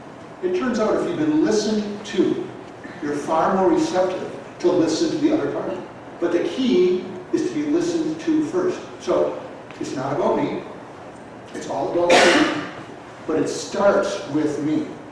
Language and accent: English; Boston, Massachusetts, United States; I'm from Boston. I live in Boston today.